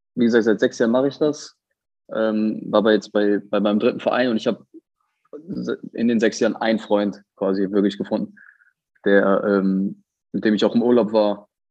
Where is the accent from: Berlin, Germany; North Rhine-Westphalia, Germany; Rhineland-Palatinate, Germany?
North Rhine-Westphalia, Germany; Bottrop; moved away as an adult; meine Heimat. Ich habe da 18 Jahre gelebt